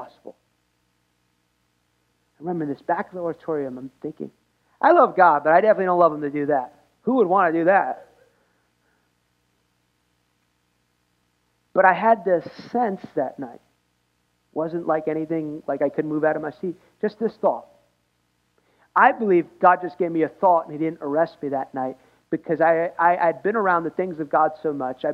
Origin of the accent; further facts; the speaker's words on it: United States; I'm American.